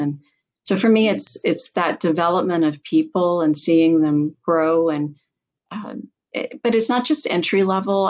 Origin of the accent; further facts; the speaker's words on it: England, United Kingdom; growing up in England